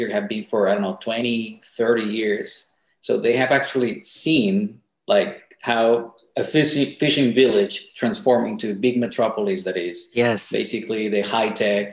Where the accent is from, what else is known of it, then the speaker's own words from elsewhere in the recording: Colombia; moved away as an adult; now in Shenzhen, China; I'm from Colombia